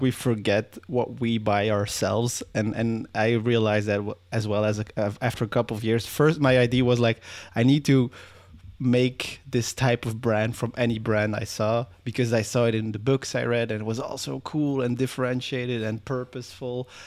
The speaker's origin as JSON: {"language": "English", "country": "Belgium", "said": "I'm from Belgium."}